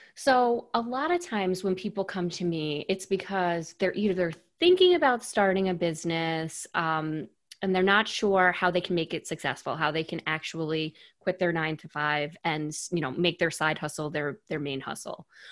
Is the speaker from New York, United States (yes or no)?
yes; New York, United States; I'm born and raised in New York.